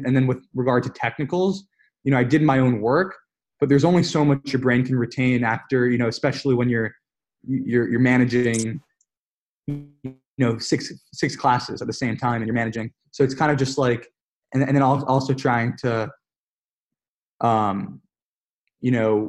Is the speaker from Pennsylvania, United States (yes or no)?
no; New York, United States; I'm from New York again, but I was in San Francisco for an internship, this past summer.